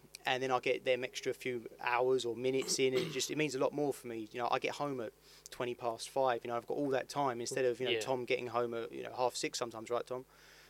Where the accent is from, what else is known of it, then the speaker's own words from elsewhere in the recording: Dartford, South East England, United Kingdom; I grew up in Dartford. It's quite boring really. I've lived in Dartford, I've worked in Dartford. I live East Hill, and I work on West Hill